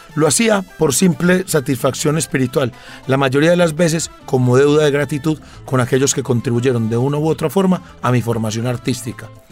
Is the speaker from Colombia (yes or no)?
yes; Antioquia, Colombia; como antioqueño